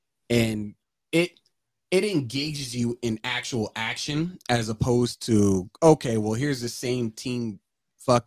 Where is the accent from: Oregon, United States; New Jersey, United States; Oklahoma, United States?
New Jersey, United States; also born or lived in Atlanta, Georgia; now in Montana, United States; I'm originally from New Jersey, but like I spent half my life in Atlanta